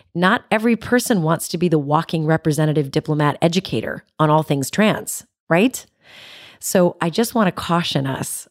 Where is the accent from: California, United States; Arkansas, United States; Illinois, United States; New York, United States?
California, United States; San Jose; my hometown, San Jose